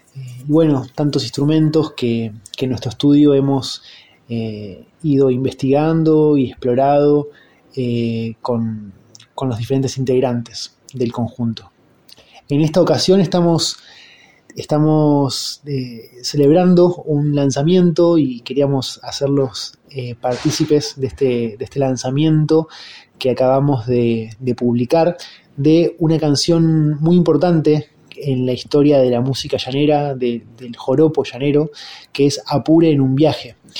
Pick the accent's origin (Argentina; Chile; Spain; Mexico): Argentina; Buenos Aires; los integrantes de …, que somos de Buenos Aires